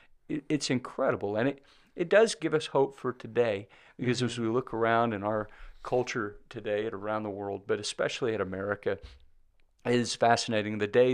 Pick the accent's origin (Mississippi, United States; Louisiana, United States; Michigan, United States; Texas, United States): Mississippi, United States; I like Balaam because I'm from Mississippi.